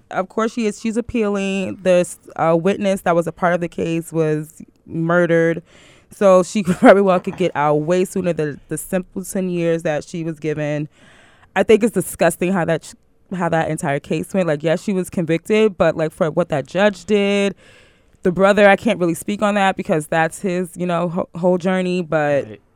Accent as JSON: {"language": "English", "town": "New York City", "region": "New York", "country": "United States", "tie": "born or raised there", "said": "I grew up in Brooklyn, we went to the same junior high school"}